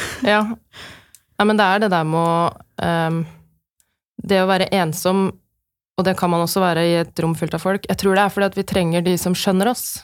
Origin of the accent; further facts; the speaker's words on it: Norway; som nordmenn